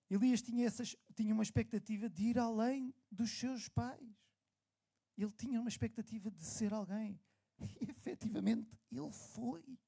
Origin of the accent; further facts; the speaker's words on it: Lisbon, Portugal; eu sou nascido e criado aqui em Benfica, na calçada do Tejal